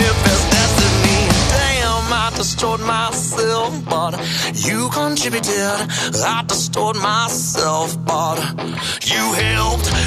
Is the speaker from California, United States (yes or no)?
yes; California, United States; now in Oklahoma, United States; Well, um, I'm originally from Oklahoma here and kind of moved around a bit. moved out to California for a little while, grew up out there, and then came back out.